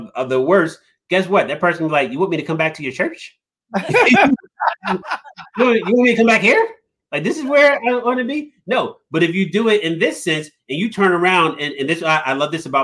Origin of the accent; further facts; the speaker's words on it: Philadelphia, Pennsylvania, United States; I'm from South Philly, so I got this South Philly swagger and this South Philly grit, and I'm this tough kid from South Philly